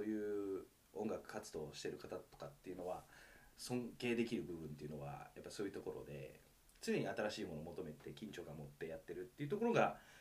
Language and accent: Japanese; Nanporo, Hokkaido, Japan; moved away as an adult; now in Tokyo, Japan; 僕はあのまあ北海道そもそも出身でして、はいで、まあ、空知郡南幌町というすごくのどかな町に生まれてる